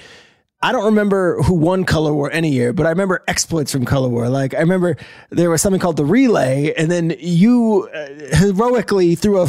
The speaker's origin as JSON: {"language": "English", "region": "New Jersey", "country": "United States", "tie": "born or raised there", "said": "He grew up in a town in Long Island. I grew up in New Jersey."}